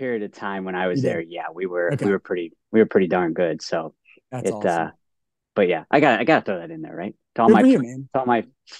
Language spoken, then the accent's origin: English; Cleveland, Ohio, United States; moved away as an adult; also born or lived in Ann Arbor, Michigan; I'm from Ohio.